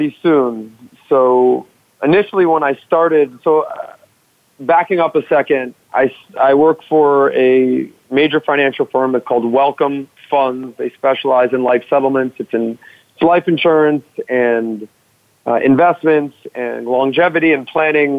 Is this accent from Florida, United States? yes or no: yes; Miami, Florida, United States; growing up in Miami, South Beach, I was in the hospitality and nightlife business.